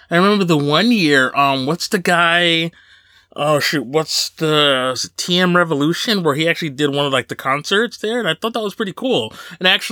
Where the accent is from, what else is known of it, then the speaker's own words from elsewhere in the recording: Paterson, New Jersey, United States; Patterson, where I grew up